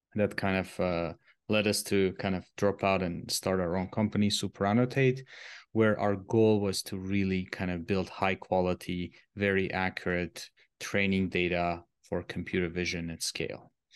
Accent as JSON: {"language": "English", "country": "Armenia", "also_born_or_lived": "Switzerland", "moved": "as an adult", "said": "I'm originally coming from Armenia. It's a Eastern European small country"}